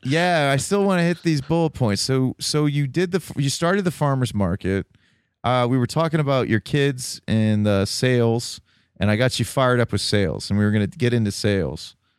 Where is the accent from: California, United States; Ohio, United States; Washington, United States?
Ohio, United States; Toledo; now in Columbus, United States; I'm originally from Toledo.